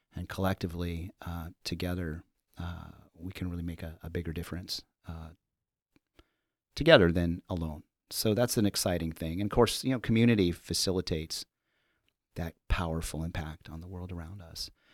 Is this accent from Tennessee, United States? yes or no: no; Los Angeles, California, United States; also born or lived in Central Connecticut / New York City; now in Chicago, United States; I'm from Los Angeles, born and raised